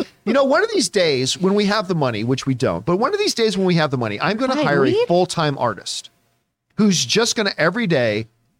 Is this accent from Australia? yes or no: no; Canada; I always get made fun of because I'm a Canadian.